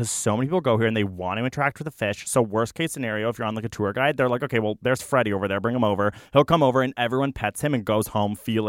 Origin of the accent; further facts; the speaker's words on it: Canada; say about Australia as a Canadian, frustrating.